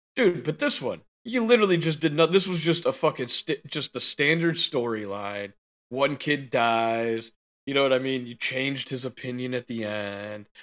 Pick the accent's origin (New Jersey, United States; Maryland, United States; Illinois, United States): Illinois, United States; Chicago; I am a Chicagoan.